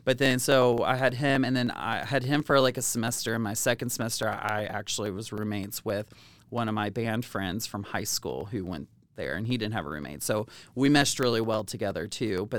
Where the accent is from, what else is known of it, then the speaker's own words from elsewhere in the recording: Louisville, Kentucky, United States; I was in, you know, Louisville